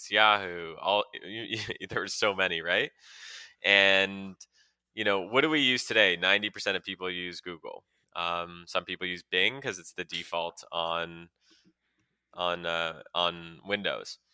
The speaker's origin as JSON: {"language": "English", "town": "Montreal", "region": "Quebec", "country": "Canada", "tie": "born or raised there", "said": "I grew up in Montreal"}